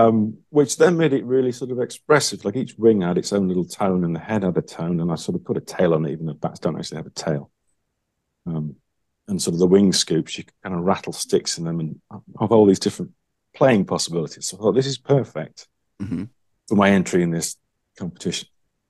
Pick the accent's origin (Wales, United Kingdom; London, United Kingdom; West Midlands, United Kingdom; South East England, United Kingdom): Wales, United Kingdom; Steve Hubbeck was sort of the closest to me, I guess, in terms of being a British person from Wales.